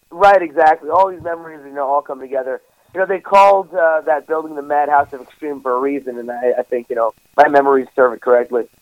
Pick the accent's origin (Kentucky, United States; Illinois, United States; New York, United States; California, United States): New York, United States; I'm from New York